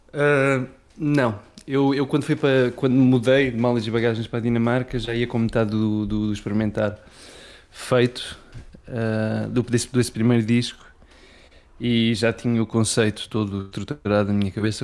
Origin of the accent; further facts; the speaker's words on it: Faial, Azores, Portugal; moved away as an adult; also born or lived in Pico; Eu nasci no Feial, sim. Ok. Uh, porque a minha mãe vivia lá